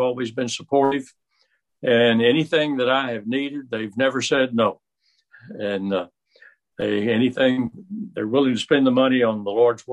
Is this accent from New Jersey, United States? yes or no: no; Owensboro, Kentucky, United States; also born or lived in Toledo, Ohio; I grew up mostly in Kentucky. We moved back to Kentucky when I was about five and went to school there around Owensboro in the country schools and finally the city schools